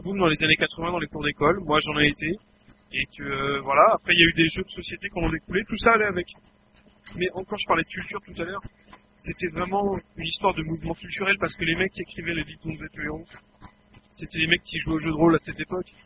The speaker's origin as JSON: {"language": "French", "country": "France", "said": "on est français"}